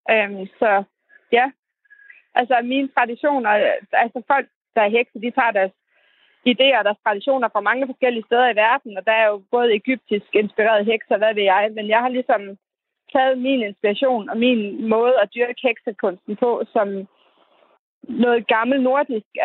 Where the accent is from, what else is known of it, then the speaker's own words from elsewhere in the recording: Terndrup, North Denmark Region, Denmark; jeg kommer fra Tørndrup, som er 20 minutters kørsel fra Skørping